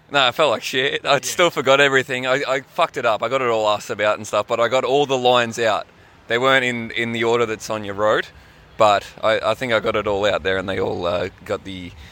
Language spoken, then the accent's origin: English; Townsville, Queensland, Australia; I'm not just like a like a bogan from Townsville. And that's not all I am. I am a bogan from Townsville